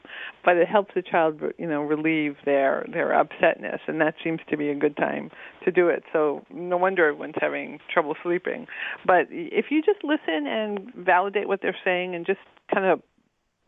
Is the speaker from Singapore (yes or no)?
no; New York, United States; I grew up in New York